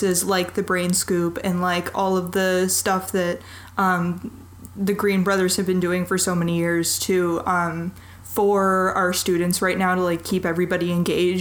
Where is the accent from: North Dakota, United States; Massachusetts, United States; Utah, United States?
North Dakota, United States; moved away; also born or lived in Idaho; I'm from North Dakota.